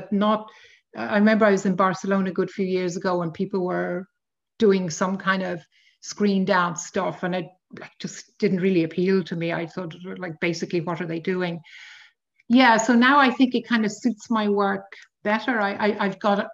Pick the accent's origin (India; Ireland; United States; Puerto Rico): Ireland; Dublin, Leinster; also born or lived in London; I was born in Dublin quite a long time ago of Anglo-Polish parents.